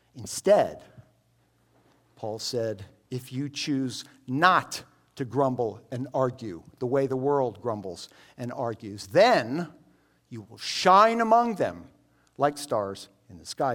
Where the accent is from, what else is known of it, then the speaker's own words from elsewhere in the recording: United States; I'm an American Jew, but I, I grew up here in American culture